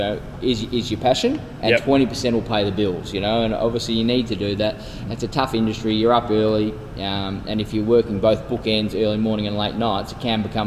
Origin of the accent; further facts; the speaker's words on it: Melbourne, Victoria, Australia; I was born in Melbourne.